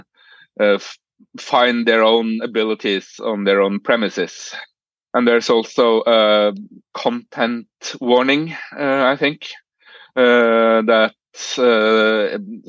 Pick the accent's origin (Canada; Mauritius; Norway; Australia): Norway; English is a second language; We start learning English at the age of 10 here.